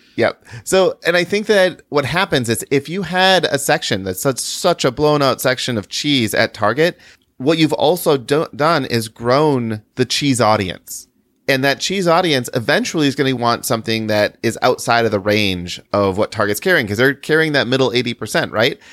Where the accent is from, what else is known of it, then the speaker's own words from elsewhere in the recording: Chicago, Illinois, United States; we're from the Chicago area